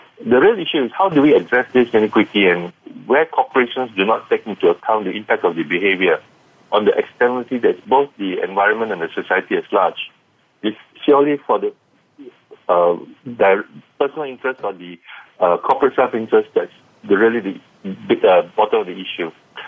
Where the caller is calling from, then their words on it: Kuala Lumpur, Malaysia; I'm calling in from Kuala Lumpur, Malaysia.